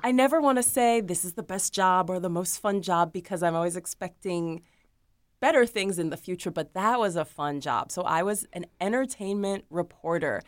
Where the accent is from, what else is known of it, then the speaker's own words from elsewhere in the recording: Cleveland, Ohio, United States; moved away as an adult; now in Florida, United States; I grew up in Cleveland, Ohio